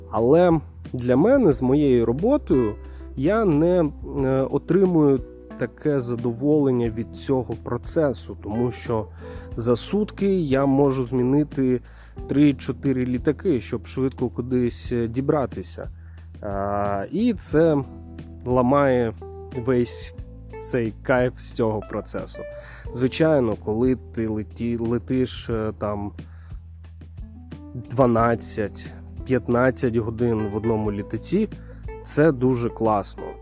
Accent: Ukraine; потім чує мій акцент, питає, звідки я. Я кажу, що з України.

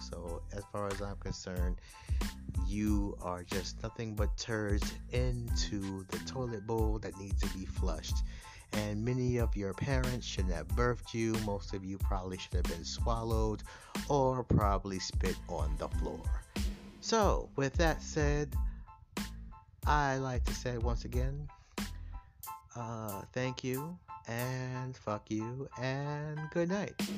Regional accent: New York, United States; I'm from New York, I'm in the city

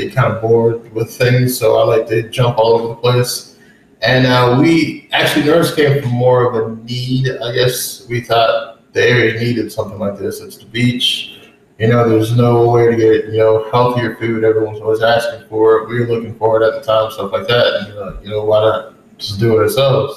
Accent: Swansboro, North Carolina, United States; I'm from Swansboro, born and raised

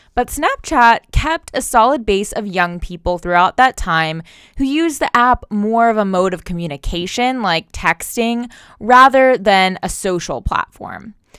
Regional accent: United States; We as the American people

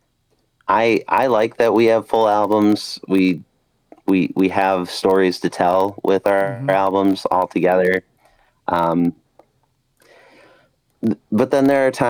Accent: Rochester, New York, United States; now in Buffalo, United States; I'm from Rochester, New York. We sound like very, very sharp with what we say

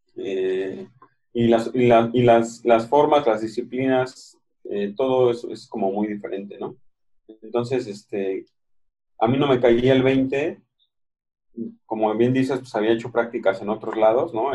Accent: Mexico City, Mexico; moved away; yo soy de la Ciudad de México

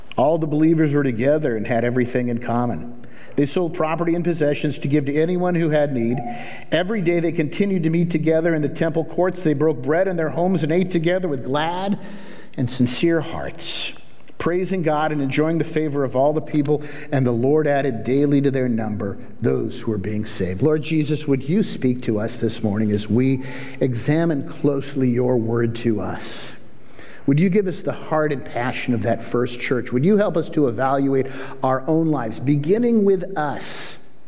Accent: Kirkland, Washington, United States; also born or lived in Tumwater; I'm kind of a wet sider. I grew up in, I grew up in Kirkland

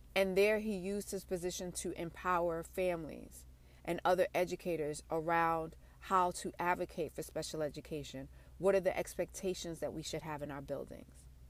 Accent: New York City, New York, United States; I'm from Brooklyn

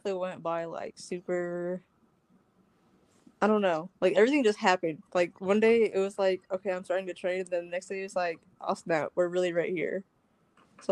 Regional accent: New Chicago, Indiana, United States; from New Chicago, and everybody always thinks that means like Chicago, but it's still in Indiana

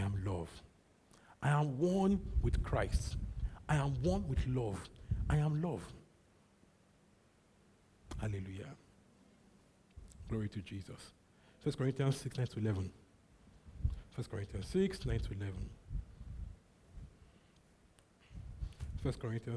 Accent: Nigeria; My mind and my body, okay, can be Nigerian

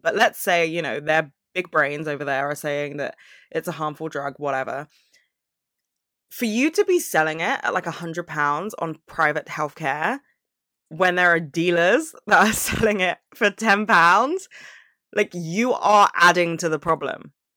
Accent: London, United Kingdom; I'm from London

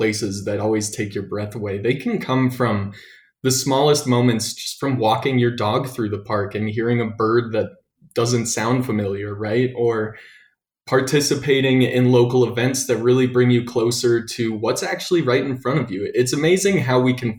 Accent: Broomfield, Colorado, United States; I actually grew up in Broomfield, Colorado, which is kind of in between Boulder and Denver

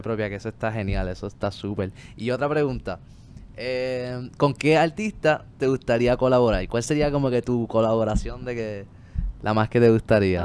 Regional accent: Puerto Rico; desde niños a todos nos lo muestran aquí, por lo menos en Puerto Rico

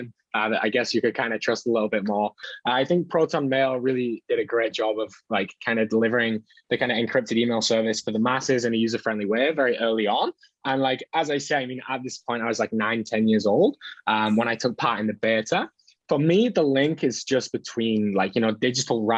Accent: United Kingdom; moved away as an adult; I'm from the UK, but I kind of travel full time, like perpetual travel.

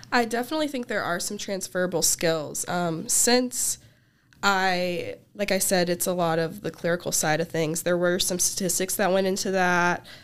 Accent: Tuscola, Illinois, United States; I'm from Tuscola, Illinois, about thirty minutes south of campus.

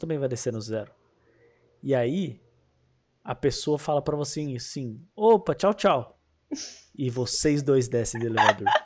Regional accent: Paulista, São Paulo, Brazil; eu sou paulista

